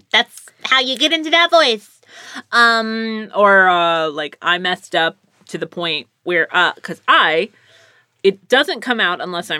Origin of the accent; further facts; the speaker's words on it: Bronx, New York, United States; Someone said that I'm really good at accents. Like that mm-hmm. one, because I'm from the Bronx.